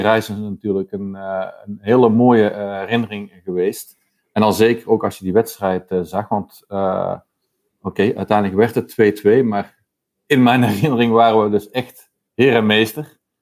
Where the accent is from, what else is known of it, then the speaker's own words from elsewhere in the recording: North Brabant, Netherlands; now in Antwerp, Belgium; ben woonachtig in Antwerpen. Ehm, oorspronkelijk ben ik een Brabander